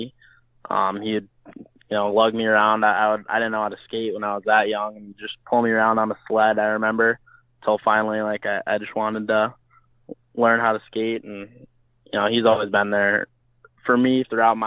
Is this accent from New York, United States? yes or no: no; Bloomington, Minnesota, United States; I'm from Bloomington, Minnesota. So it's a little suburb of Minneapolis